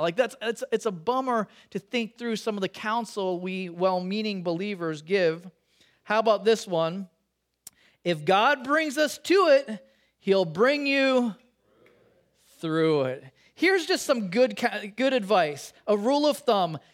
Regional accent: Chicago, Illinois, United States; now in California, United States; growing up in Chicago

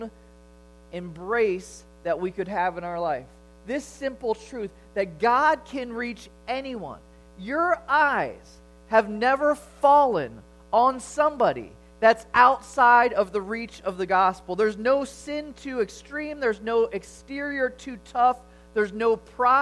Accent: Chicago, Illinois, United States; growing up in Chicago during the Jordan era

